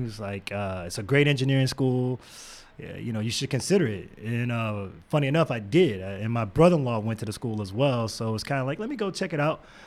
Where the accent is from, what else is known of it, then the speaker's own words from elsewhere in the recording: Houston, Texas, United States; I'm originally from Houston, Texas, born and raised